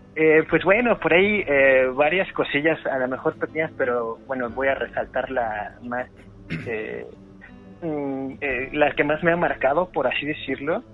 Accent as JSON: {"language": "Spanish", "town": "Cuautitlán Izcalli", "region": "State of Mexico", "country": "Mexico", "said": "yo soy del Estado de México, eh, de acá de Cuautitlán Izcalli."}